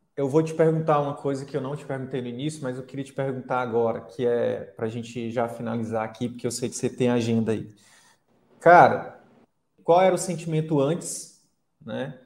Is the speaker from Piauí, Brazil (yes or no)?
yes; Piauí, Brazil; moved away; falando como piauiense aqui, como conterrâneo